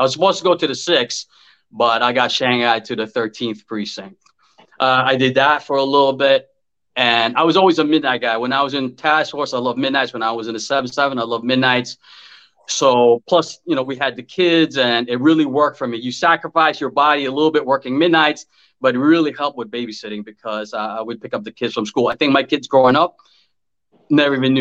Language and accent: English; New York City, New York, United States; I grew up in Woodside, Queens